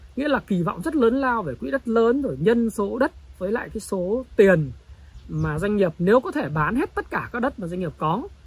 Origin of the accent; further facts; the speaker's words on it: Northern Vietnam, Vietnam; accent: Northern (giọng Bắc); tôi nói giọng Bắc